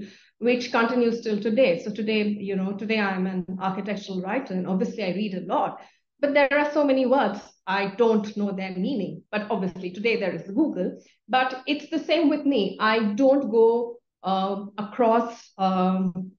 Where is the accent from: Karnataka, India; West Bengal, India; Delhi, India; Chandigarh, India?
Chandigarh, India; moved away as an adult; now in Bengaluru, India; I was born and brought up in Chandigarh, and I studied at Carmel Convent School